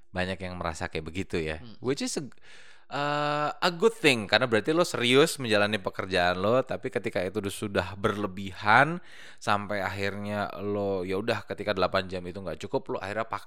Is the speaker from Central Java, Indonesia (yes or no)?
no; Bekasi, West Java, Indonesia; Kan saya anak Bekasi ya.